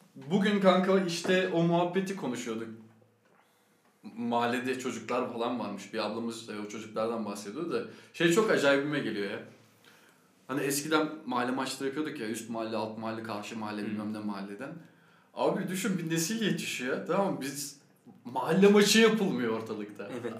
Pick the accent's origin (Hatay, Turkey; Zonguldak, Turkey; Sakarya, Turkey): Sakarya, Turkey